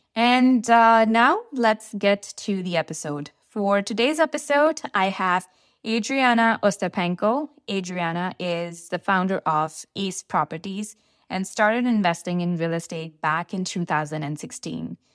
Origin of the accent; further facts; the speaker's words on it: India; now in Canada; I'm from India and, uh, I came here in two thousand and one with my family